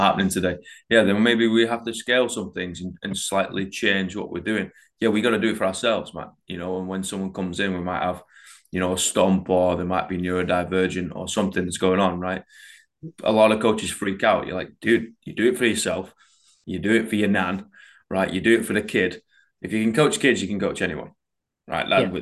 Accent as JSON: {"language": "English", "country": "United Kingdom", "said": "we're British"}